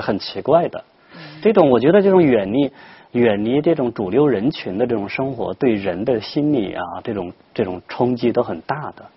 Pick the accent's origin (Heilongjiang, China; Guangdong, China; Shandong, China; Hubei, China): Hubei, China; 我小时候也在村里面那个生活嘛，我们知道他，他这种情况在我们湖北那种地方也叫独户